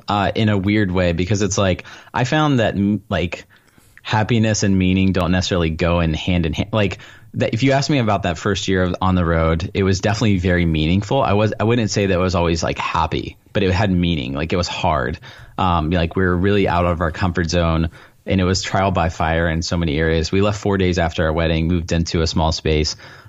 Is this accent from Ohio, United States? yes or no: no; Texas, United States; From Southeast Texas, a small town there.